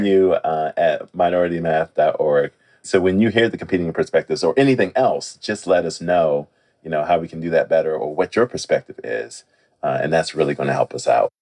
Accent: Washington, District of Columbia, United States; I'm originally from Washington, D.C. I was born and raised there.

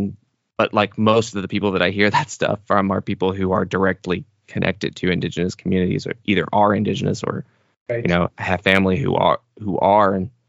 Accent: United States; as an American

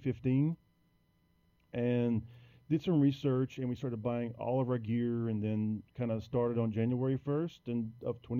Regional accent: Prairieville, Louisiana, United States; little small town called Prairieville, which is about 15 minutes outside of Baton Rouge, the capital here. And I've been here all my life

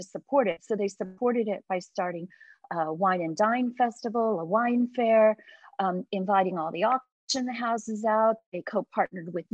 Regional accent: Sonoma County, California, United States; moved away as an adult; now in Hong Kong; I grew up in Sonoma County, and of course we have beautiful wineries

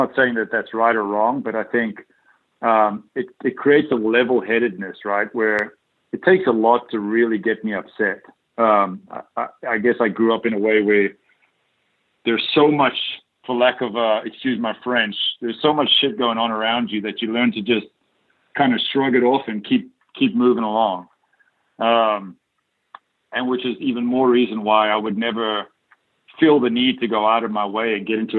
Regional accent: South Africa; moved away as an adult; also born or lived in Dallas, Texas; while I grew up in South Africa

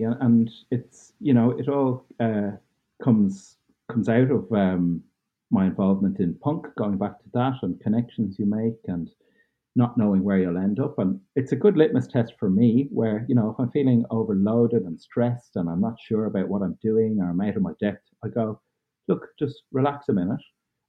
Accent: Dublin, Leinster, Ireland; also born or lived in Cork / Roscommon; I was born in Cork in the south of Ireland, and we moved to Dublin when I was 5, and then moving to Roscommon when I was 13.

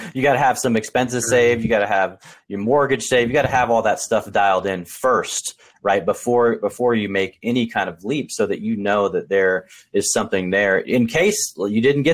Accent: Portland, Oregon, United States; I was born and raised in Portland, Oregon

